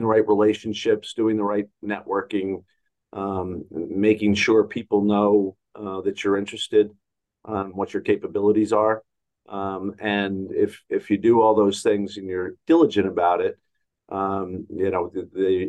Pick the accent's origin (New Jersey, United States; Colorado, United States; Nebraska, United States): New Jersey, United States; I'm from the New York area, grew up in New Jersey